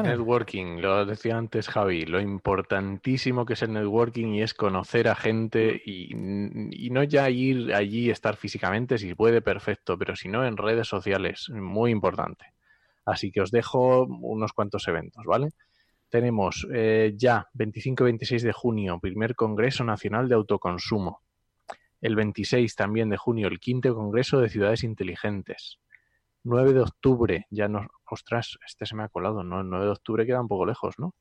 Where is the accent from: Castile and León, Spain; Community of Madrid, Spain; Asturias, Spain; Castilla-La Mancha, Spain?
Asturias, Spain; yo también soy asturiano